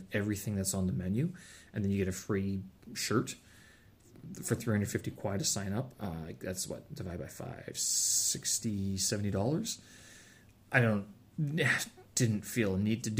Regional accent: Canada; I'm Canadian

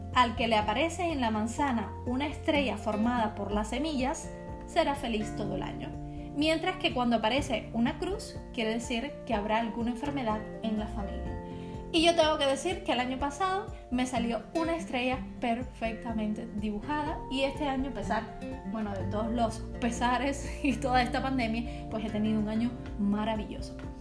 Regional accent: Cuba; now in Czech Republic; para los cubanos

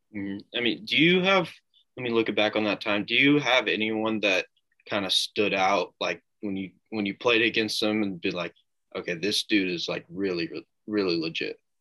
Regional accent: Noblesville, Indiana, United States; in my hometown of Noblesville

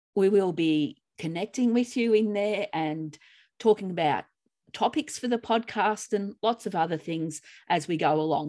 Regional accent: Australia; in Australia, we say tomatoes.

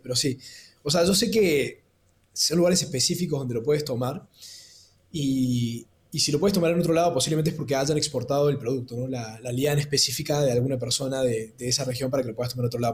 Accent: Córdoba, Argentina; moved away as an adult; also born or lived in Peru / Lima, Peru; yo nací en Perú, pero me crié en Córdoba, mi papá es cordobés, mi mamá peruana

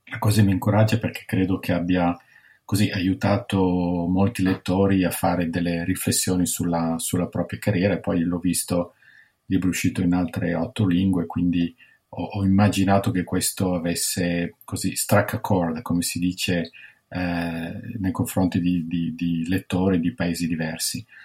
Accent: Milan, Lombardy, Italy; also born or lived in London / New York / Washington DC; io sono di Milano, studio dietro a Bocconi, poi ho lavorato nel settore privato alla Citibank a Milano, a Londra, a New York, poi sono andato alla Banca Mondiale a Washington DC

